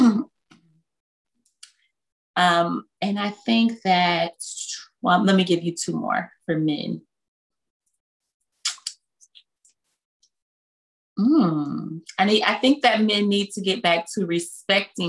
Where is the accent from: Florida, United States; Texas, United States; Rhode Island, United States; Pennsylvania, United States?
Florida, United States; Belle Glade; I grew up in Muck City